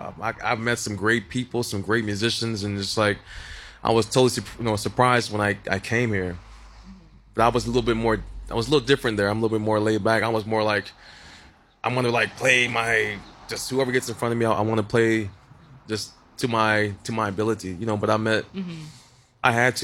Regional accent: Dallas, Texas, United States; moved away as an adult; I'm from Dallas, Texas, originally. I've been here for about 8 years, and actually my wife pulled me here.

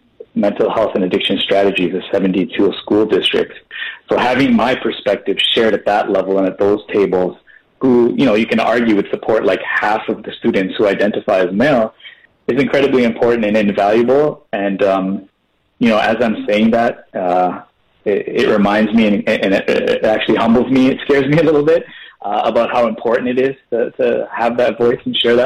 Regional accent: Toronto, Ontario, Canada; Born, raised, educated, still living, playing in Scarborough.

